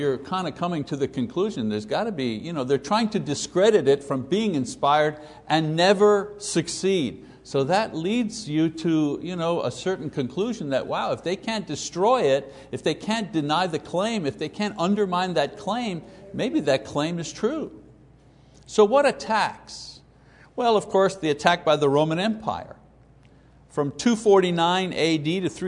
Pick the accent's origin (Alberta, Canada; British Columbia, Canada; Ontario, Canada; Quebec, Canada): Quebec, Canada; growing up in Catholic Quebec as a kid, the 50s and 60s